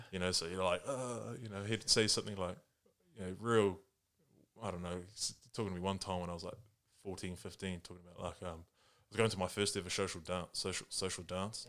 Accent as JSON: {"language": "English", "country": "New Zealand", "tie": "born or raised there", "also_born_or_lived": "Japan", "second_language": "English", "said": "I was born here, but li-, literally, like, as a six-month-year-old baby kind of thing, I went with my mum and dad, and we lived in Japan for, like, the first five years of my life"}